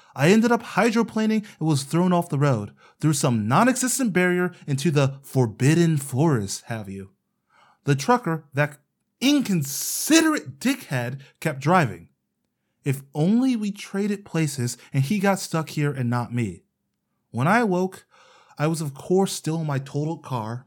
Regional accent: Ohio, United States; my home state

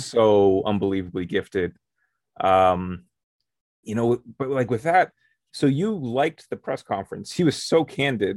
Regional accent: Canada; We're from Canada

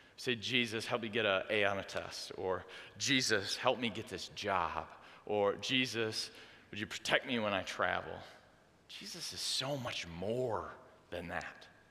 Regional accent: Dorr, Michigan, United States; I grew up in Door, Michigan

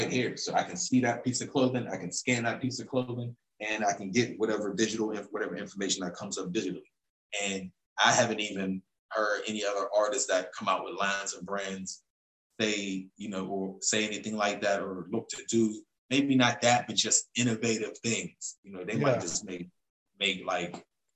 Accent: Pittsburgh, Pennsylvania, United States; I'm from here

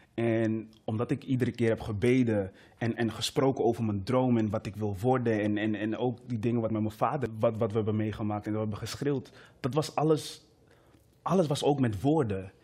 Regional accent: Amsterdam, North Holland, Netherlands; also born or lived in Meppel; ben opgegroeid in Amsterdam

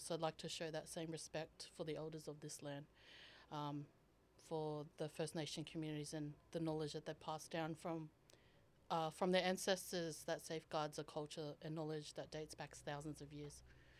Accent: Queensland, Australia; now in Sydney, Australia; I was born on Yuggera country, which extends from Logan City, Brisbane to Ipswich, located in Queensland.

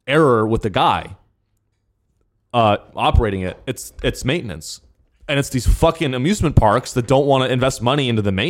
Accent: Bay Area, California, United States; my hometown in the Bay Area

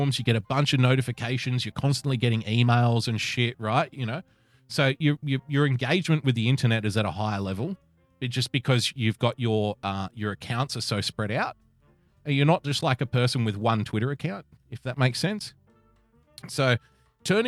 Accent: Sydney, New South Wales, Australia; the city that I grew up in, I love

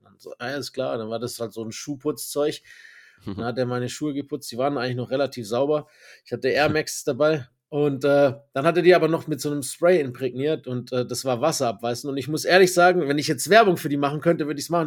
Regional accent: Germany; Ich bin Deutscher

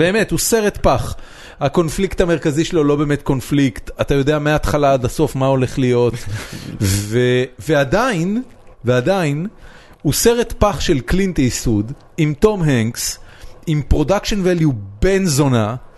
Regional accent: Israel; אני ישראלי שבא לייצג את ישראל על במה

